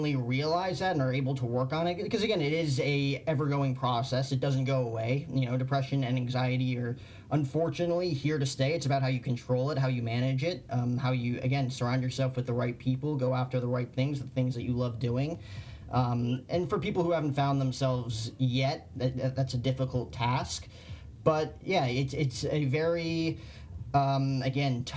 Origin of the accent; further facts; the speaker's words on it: New Jersey, United States; moved away as an adult; growing up in New Jersey